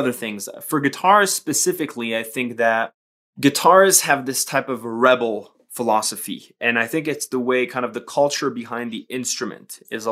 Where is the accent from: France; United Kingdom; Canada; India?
France; Paris, Île-de-France; moved away as an adult; now in Colorado, United States; I was born and raised in Paris up until I was about 25 years old. That's when I moved to the States.